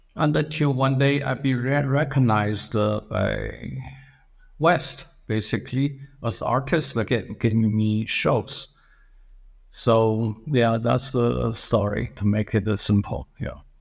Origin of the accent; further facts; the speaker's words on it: China; English is a second language; moved away as an adult; also born or lived in Philadelphia, United States / Berkeley, United States / New York City, United States; I come from China, and it's a very hard to even survive in the United States, uh, as a foreign student, uh, doesn't really speak, uh, words of English